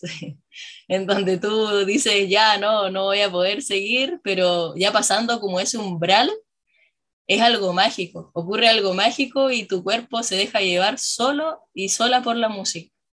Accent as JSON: {"language": "Spanish", "town": "La Serena", "region": "Coquimbo", "country": "Chile", "tie": "born or raised there", "said": "yo nací en Serena, yo soy acá oriunda de, Serena, eh, crecí en, en, la entrada del Valle de quien quebrada Monarde"}